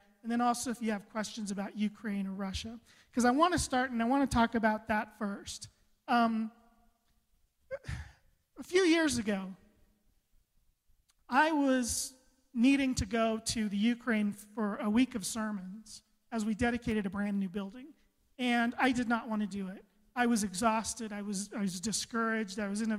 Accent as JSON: {"language": "English", "country": "Costa Rica", "tie": "born there", "said": "I was an abandoned child. I was born in Costa Rica. I was supposed to die."}